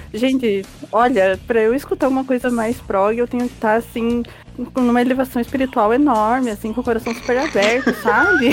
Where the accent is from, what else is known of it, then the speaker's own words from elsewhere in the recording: Brazil; Mas somos brasileiros